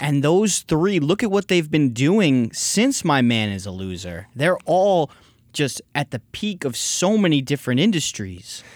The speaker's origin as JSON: {"language": "English", "region": "New York", "country": "United States", "moved": "yes", "lives_now": "Los Angeles, United States", "said": "I was from New York."}